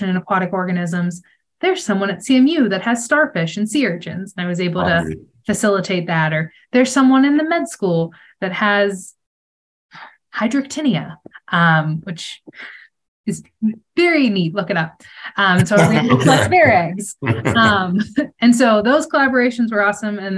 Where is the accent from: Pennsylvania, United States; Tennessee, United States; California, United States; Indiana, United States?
Pennsylvania, United States; now in Santa Fe, United States; growing up in Pennsylvania